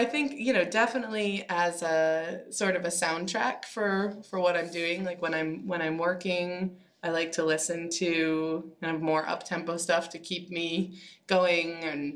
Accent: Minnesota, United States; now in Portland, United States; I'm from Minnesota.

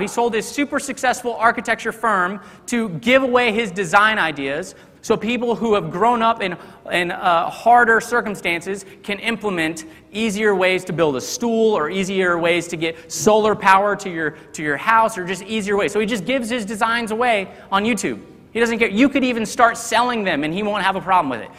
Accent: Texas, United States; moved away; I grew up in Texas, and those Texas roots they run deep

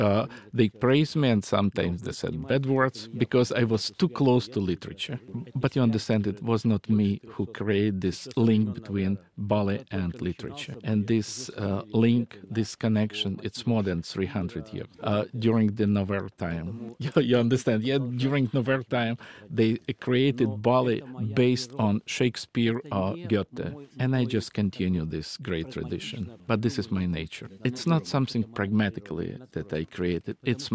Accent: Siberia, Russia; born there; And after the war ended, I was born in Siberia, taiga.

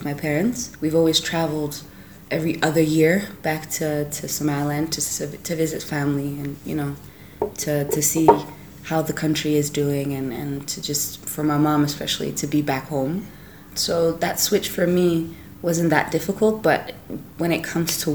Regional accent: near Amsterdam, North Holland, Netherlands; moved away as an adult; also born or lived in London / New York; I grew up in Holland, in Amsterdam, in a small town actually close to Amsterdam.

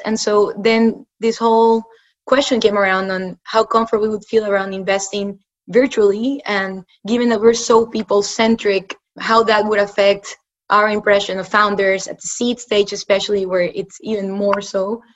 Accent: Ecuador; moved away as an adult; also born or lived in United States; I'm originally from Ecuador. I was born and raised there. I came to the US for school.

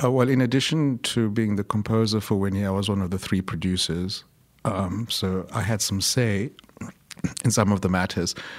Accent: Eastern Cape, South Africa; I was born in the Eastern Cape of South Africa, which is the traditional sort of like homelands of the Xhosa, uh, speaking people.

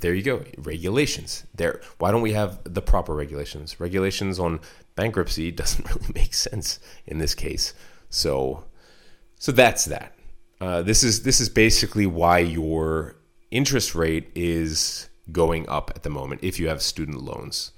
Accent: United States; as an American

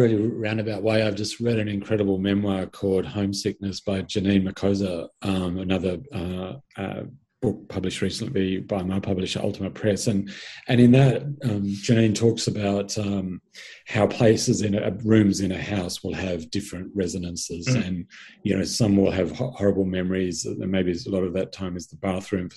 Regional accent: Sydney, New South Wales, Australia; I grew up in Sydney, spent the first 18 years of my life there, and in fact, living in the same suburb.

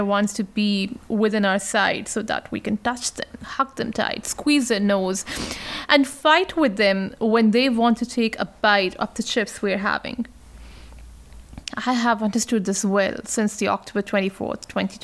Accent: Pakistan; now in Australia; my home country, Pakistan

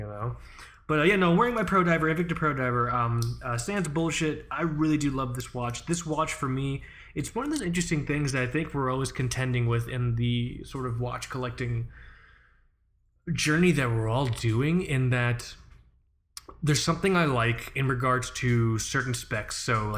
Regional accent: England, United Kingdom; I am unashamedly English.

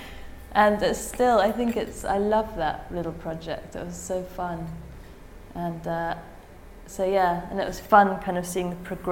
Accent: England, United Kingdom; being English

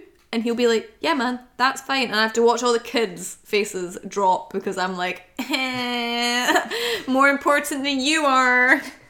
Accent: United Kingdom; We're too British.

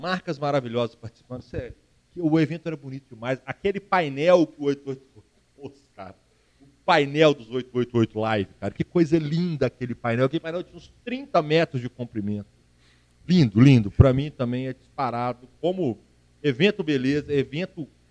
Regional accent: Minas Gerais, Brazil; sou mineiro

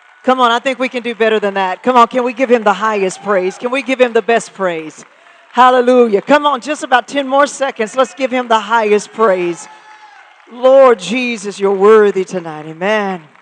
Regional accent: Muskogee, Oklahoma, United States; I am from Oklahoma, from Muskogee, Oklahoma, which means I am an official, genuine, authentic ….

